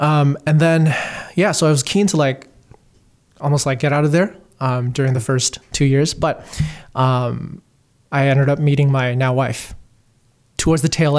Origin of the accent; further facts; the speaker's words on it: Hong Kong; moved away as an adult; also born or lived in Beijing, China; I grew up in Hong Kong, Beijing, and then I moved to Toronto at age 18 to go to university.